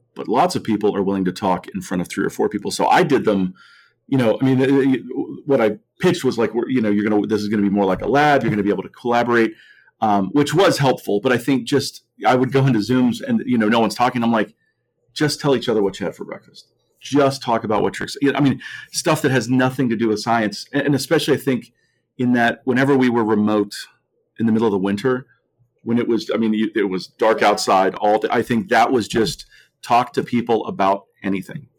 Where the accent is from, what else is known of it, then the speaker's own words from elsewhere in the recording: Mount Lebanon, Pennsylvania, United States; I grew up in Mount Lebanon